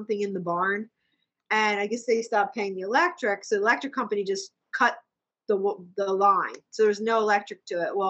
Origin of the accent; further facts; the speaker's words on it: Douglasville, Pennsylvania, United States; also born or lived in Boyertown; I grew up on in Douglasville